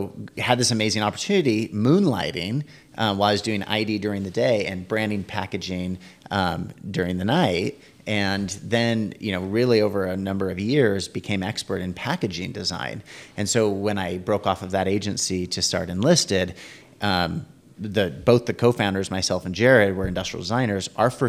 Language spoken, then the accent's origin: English; San Francisco, California, United States; And so I grew up in San Francisco area and we would go down and visit them